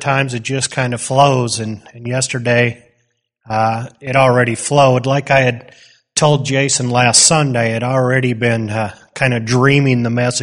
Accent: Wisconsin, United States; moved away; I grew up in Wisconsin

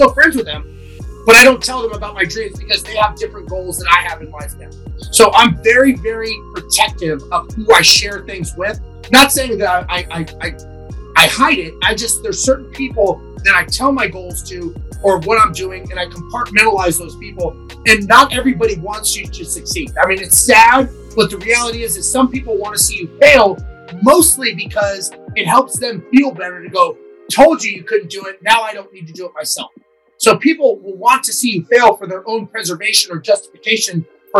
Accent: Los Angeles, California, United States; I grew up in LA. I grew up in East Los Angeles, which at the time was not a good area.

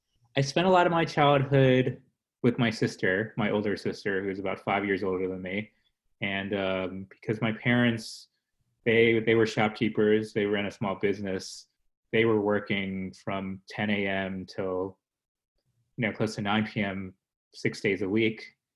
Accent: United States; born there; growing up in an immigrant family, I was born in America.

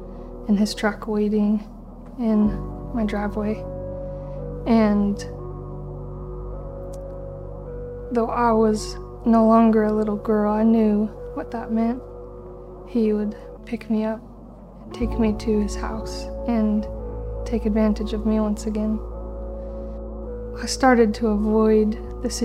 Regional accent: Bellingham, Washington, United States; I grew up in Bellingham, and I have a twin brother

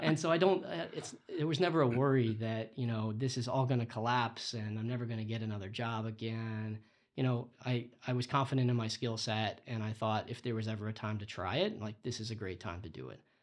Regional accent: Florida, United States; now in Boston, United States; I grew up in Florida.

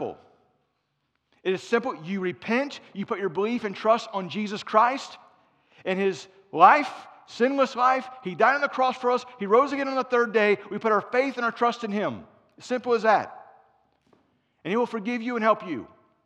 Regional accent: Cincinnati, Ohio, United States; moved away; also born or lived in Florence, South Carolina; I'm from Cincinnati, but we were in Florence, South Carolina

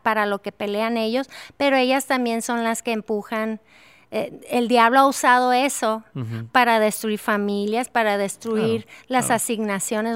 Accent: Durango, Mexico; amo mi ciudad natal de Durango.

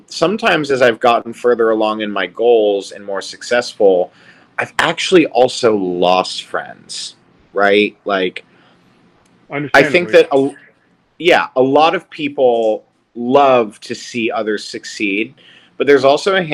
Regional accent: Charleston, South Carolina, United States; moved away as an adult; it's my hometown

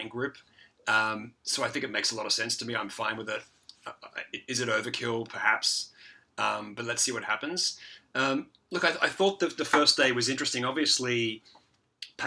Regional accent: Queensland, Australia; now in Shanghai, China; Stradbroke Island, which is in Queensland, my home state

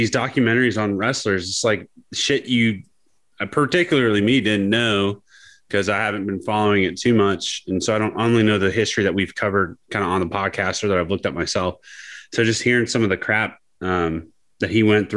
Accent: Youngstown, Ohio, United States; I grew up in Youngstown.

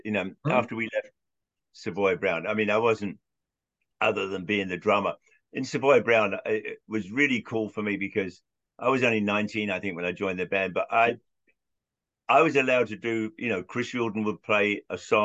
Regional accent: London, United Kingdom; moved away; I was the only 12-year-old kid in Southwest London

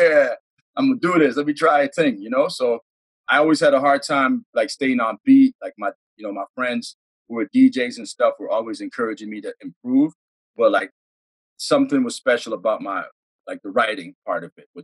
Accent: Toronto, Ontario, Canada; I was born in Toronto, raised in Toronto

